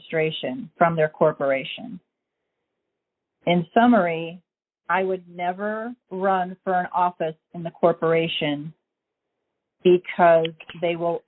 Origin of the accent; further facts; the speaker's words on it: Illinois, United States; I am a state citizen of my birth state of Illinois